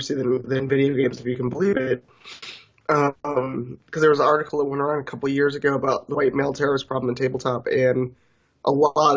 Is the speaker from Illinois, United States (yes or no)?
yes; Chicago, Illinois, United States; I moved from the South Side, but when I lived over there, it was an odyssey to try to get up north or go into places that did have the kind of, you know, RPG stuff or video game things that I wanted to explore as a teenager.